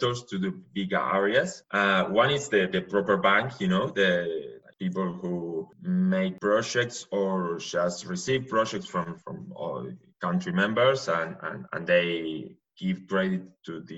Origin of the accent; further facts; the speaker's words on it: Buenos Aires, Argentina; English is a second language; moved away as an adult; now in Stanford, United States; I'm from Argentina, but from Buenos Aires more specifically, but I'm calling you from Stanford, California